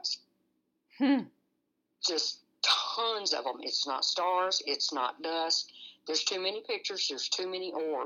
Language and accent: English; San Antonio, Texas, United States; also born or lived in Brackettville, Texas; I'm originally from San Antonio, Texas.